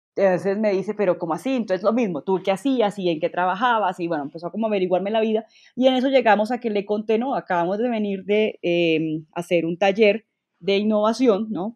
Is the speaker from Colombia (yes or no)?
yes; Colombia; moved away as an adult; me devolví a Colombia, o sea, efectivamente me devolví a Colombia